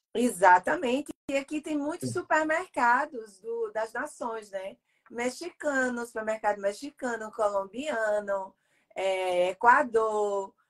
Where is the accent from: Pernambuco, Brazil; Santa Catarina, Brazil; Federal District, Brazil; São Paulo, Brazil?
Pernambuco, Brazil; Recife; now in United States; eu sou nordestina, sim, Ana. Eu sou de Recife, sou pernambucana